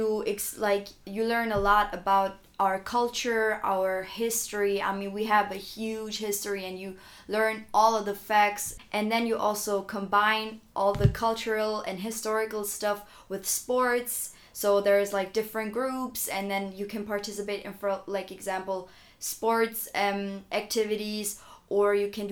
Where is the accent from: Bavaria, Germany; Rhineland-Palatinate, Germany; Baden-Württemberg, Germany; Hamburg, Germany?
Bavaria, Germany; Augsburg; also born or lived in Munich; I was born and raised in Augsburg